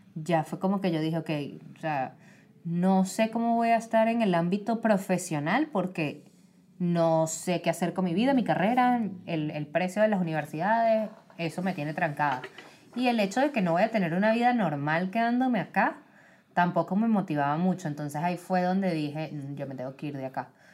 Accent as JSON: {"language": "Spanish", "country": "Venezuela", "moved": "yes", "lives_now": "United States", "said": "De Venezuela"}